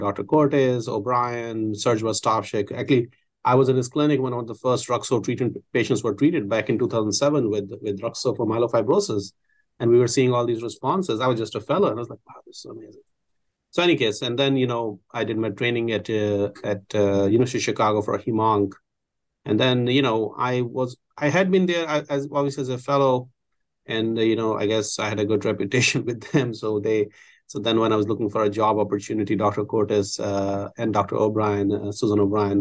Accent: India; moved away as an adult; also born or lived in Milwaukee, Wisconsin; now in Houston, United States; I grew up in India. I graduated from India Medical School.

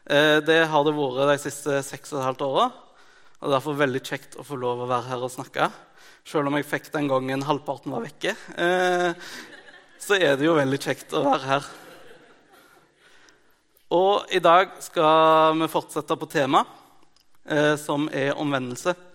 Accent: Mongolia; Eh, jeg er misjonærbarn fra Mongolia. Det er det til gjengjeld veldig mange som vet.

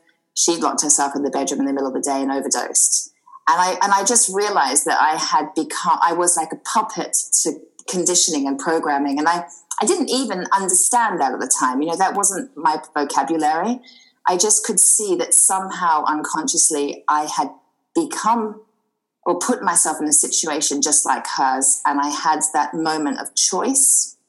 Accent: Australia; accent: slightly mixed accent; moved away as an adult; now in United Kingdom; I'm an Australian girl, and I moved over to the UK about 19 years ago, hence the slightly mixed accent. And I live in the beautiful Sussex countryside, surrounded by fields and horses.

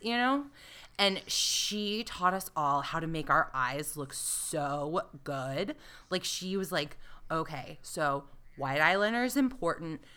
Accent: the South, United States; I grew up in the South

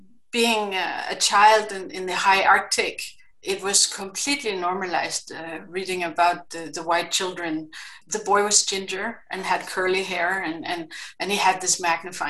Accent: Greenland; English is a second language; I grew up in Greenland and had my, what is it called, formative years there

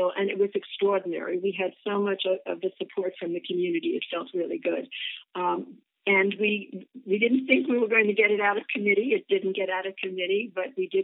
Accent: New York, United States; now in Mercer Island, United States; growing up, you know, as a New Yorker

